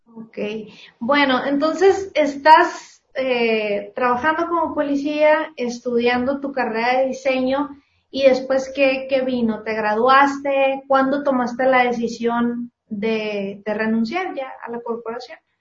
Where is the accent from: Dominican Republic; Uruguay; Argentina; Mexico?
Mexico; San Luis; moved away as an adult; now in Mexicali, Mexico; yo soy de San Luis y me vine a vivir hace unos meses para acá, para Mexicali